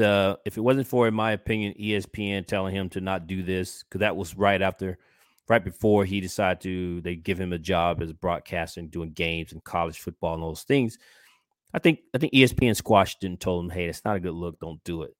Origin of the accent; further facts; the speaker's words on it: Georgia, United States; from my home state, which is Georgia